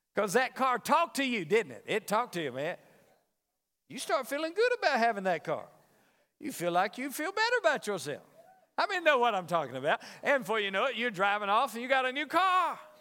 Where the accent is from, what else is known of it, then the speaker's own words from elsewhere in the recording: the South, United States; now in Las Vegas, United States; I'm from the South